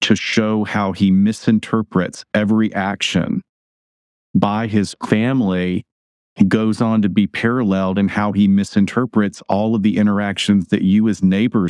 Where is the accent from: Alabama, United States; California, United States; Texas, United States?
Alabama, United States; I grew up in Alabama